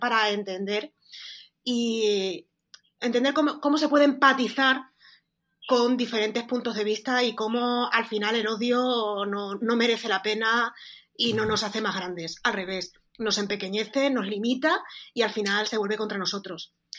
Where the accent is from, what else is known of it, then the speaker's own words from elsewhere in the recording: Extremadura, Spain; parezco, gallega en lugar de extremeña